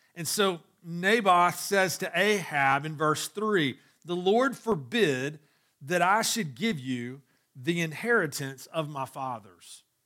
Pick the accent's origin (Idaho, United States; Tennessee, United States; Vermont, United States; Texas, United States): Tennessee, United States; Chattanooga; growing up in Chattanooga